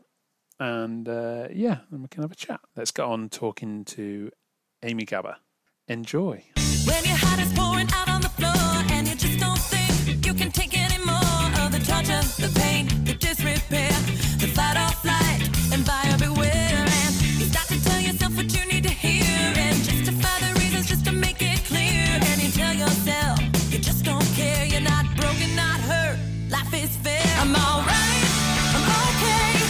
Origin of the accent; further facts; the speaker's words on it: United Kingdom; I'm British